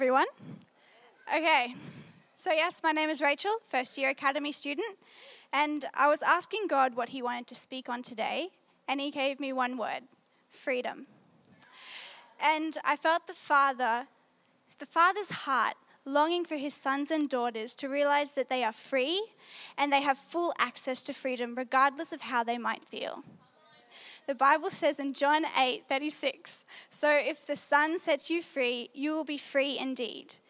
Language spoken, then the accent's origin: English; New South Wales, Australia; So, yes, I'm from New South Wales. Last year, um, I was in year 12 at a Christian school in Maitland.